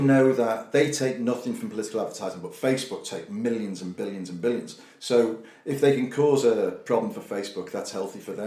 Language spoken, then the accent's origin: English; Liverpool, North West England, United Kingdom; moved away; when I was growing up in Liverpool, the place had bad self esteem